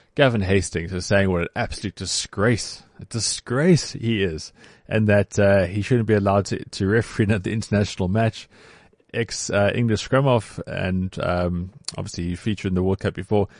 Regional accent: South Africa; as South African rugby players.

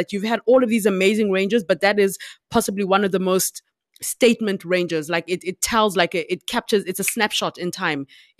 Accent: South Africa; I grew up in South Africa and I obviously have South African citizenship

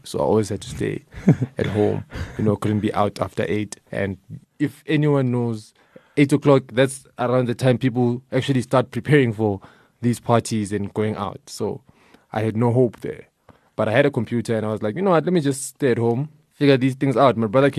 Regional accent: Soweto, Gauteng, South Africa; I'm from Soweto

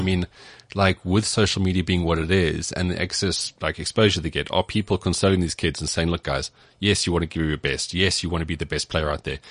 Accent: Cape Town, Western Cape, South Africa; I grew up in Cape Town

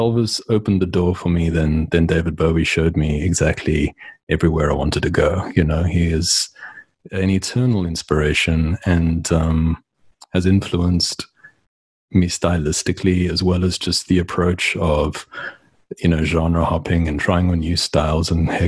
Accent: Port Elizabeth, Eastern Cape, South Africa; moved away as an adult; also born or lived in Johannesburg; now in United States; I was born in Port Elizabeth and ultimately ended up in Johannesburg

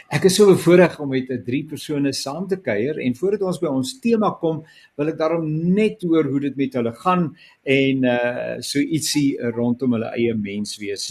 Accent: South Africa; ek as Suid-Afrikaner gebore is

